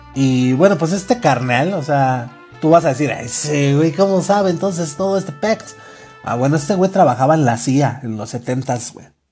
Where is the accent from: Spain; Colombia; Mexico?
Mexico; somos mexicanos